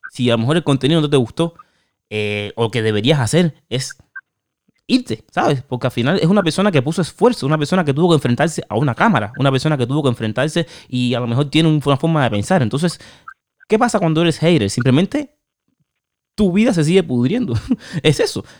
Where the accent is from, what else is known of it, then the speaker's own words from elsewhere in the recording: Cuba; moved away; yo tengo a mi mamá en Cuba y me fui de Cuba